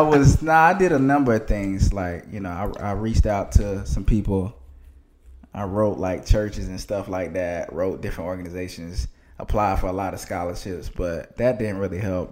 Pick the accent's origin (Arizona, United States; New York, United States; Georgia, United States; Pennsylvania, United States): Georgia, United States; Athens; moved away as an adult; also born or lived in Atlanta, Georgia; I'm from Athens, Georgia, small town. It's not really a lot to do there. Not really a lot of room for growth for young people, in my opinion